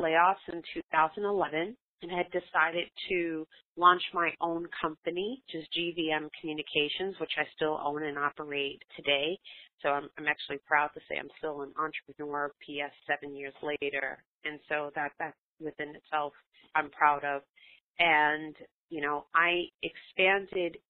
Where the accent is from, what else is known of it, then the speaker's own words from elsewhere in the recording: New York City, New York, United States; I grew up in Brooklyn, New York, we were really fortunate enough to have swimming pools in our apartment complex.